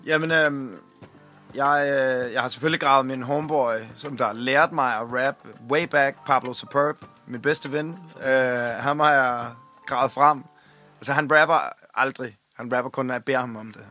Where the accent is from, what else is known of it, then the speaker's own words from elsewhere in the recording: Svendborg, Southern Denmark, Denmark; jeg er fra Svendborg.